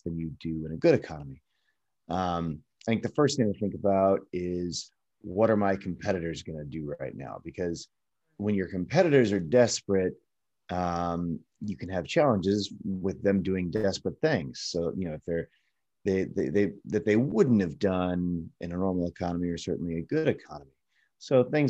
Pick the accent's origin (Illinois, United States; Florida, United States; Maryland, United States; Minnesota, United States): Illinois, United States; Chicago; now in Los Angeles, United States; I'm from Chicago originally, and now I live in Los Angeles